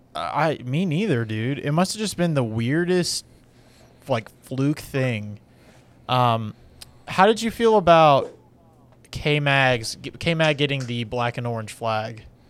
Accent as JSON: {"language": "English", "country": "United States", "said": "I'm American"}